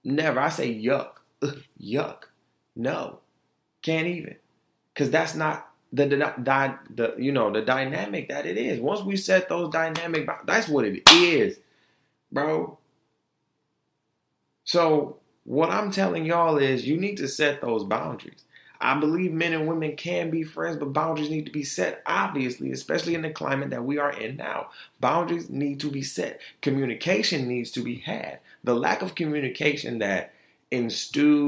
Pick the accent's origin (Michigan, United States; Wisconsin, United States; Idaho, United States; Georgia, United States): Michigan, United States; Detroit; also born or lived in Altamonte Springs, Florida; now in Grand Rapids, United States; Detroit is where I was raised, and Grand Rapids is where I am getting molded.